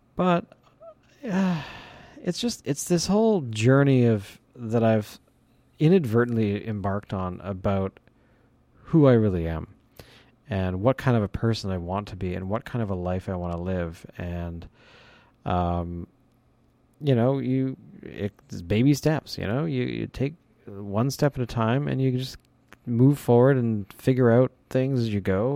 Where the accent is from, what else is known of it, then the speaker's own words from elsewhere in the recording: Canada; I'm from Canada